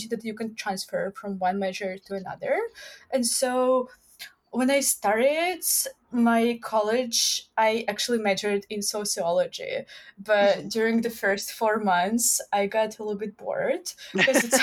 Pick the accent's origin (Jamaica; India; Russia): Russia; moved away as an adult; now in United States; I'm from Russia.